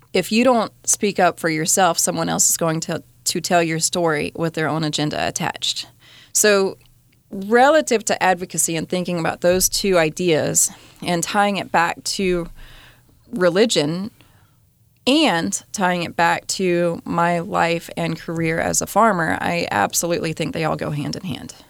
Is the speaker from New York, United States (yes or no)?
no; Colorado, United States; the group of cowboys I grew up with in Colorado